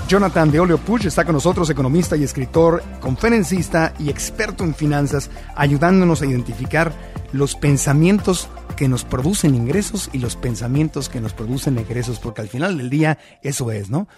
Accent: Tijuana, Baja California, Mexico; Yo que nací en Tijuana, frontera con San Diego

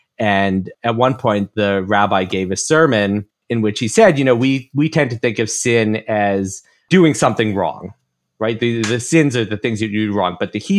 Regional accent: New York, United States; You know, I'm from New York, you know, in my 50s.

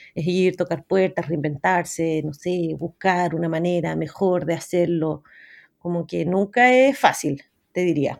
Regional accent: Santiago, Santiago Metropolitan Region, Chile; crecí en Santiago de Chile y fui a un colegio normal, inglés

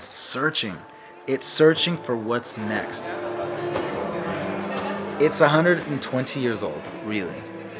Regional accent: Sanger, California, United States; Because I'm not Mexican. I was not born in Mexico. I was born in Sanger, California. I was born to a Mexican-American mom and an Arabic father.

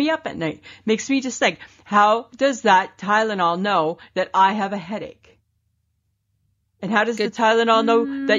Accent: Wasaga Beach, Ontario, Canada; my hometown area.

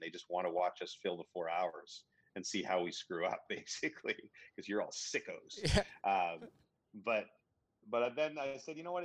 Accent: Ottawa, Ontario, Canada; moved away; also born or lived in British Columbia; I grew up in Ottawa and I grew up in BC

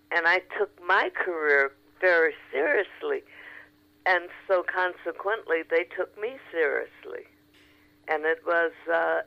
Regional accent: Chicago, Illinois, United States; moved away as an adult; now in Los Angeles, United States; Chicago, like I said, is my hometown.

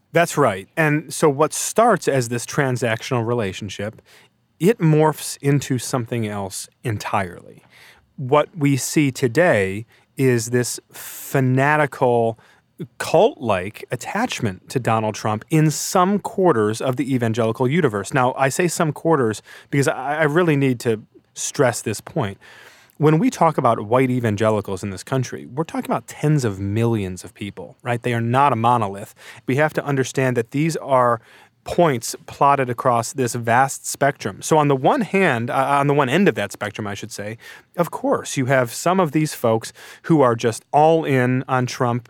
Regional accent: Brighton, Michigan, United States; Floodgate is a church in Brighton, Michigan, which is my hometown

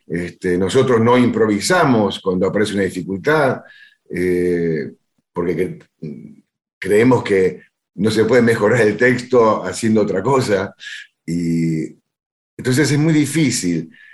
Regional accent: Buenos Aires, Argentina; yo me crié en Villaluro y iba a bailar a Remo Mejía

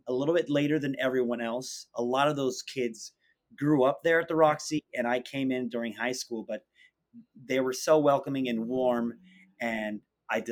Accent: Miami, Florida, United States; moved away as an adult; also born or lived in London; now in New York, United States; I was born and raised in Miami, Florida

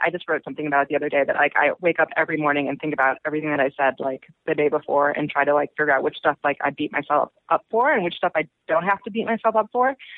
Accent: Chicago, Illinois, United States; now in New York, United States; I'm originally from Chicago

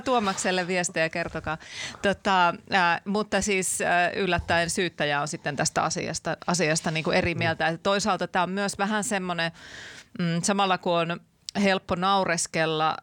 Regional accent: Laukaa, Central Finland, Finland; olen sieltä Laukaasta kotoisin

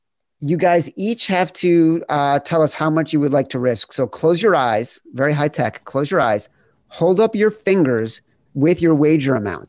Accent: Chicago, Illinois, United States; and I'm from Chicago

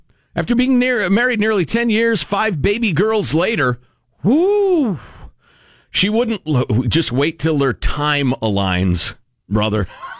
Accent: San Francisco, California, United States; born there; also born or lived in Tiburon; I was born in San Francisco nearly 78 years ago. Lived in Tiburon for the last 52 years. Could not take it any longer.

